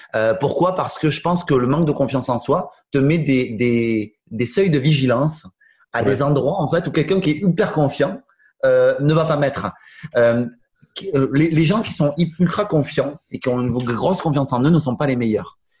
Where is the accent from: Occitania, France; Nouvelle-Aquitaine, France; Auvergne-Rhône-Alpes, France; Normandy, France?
Occitania, France; Toulouse; je suis né à Toulouse, je suis resté à Toulouse, vraiment, tout le temps.